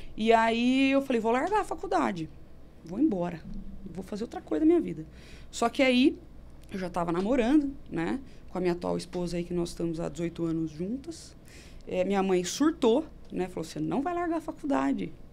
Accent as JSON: {"language": "Portuguese", "town": "Campinas", "region": "São Paulo", "country": "Brazil", "said": "Sou de Campinas"}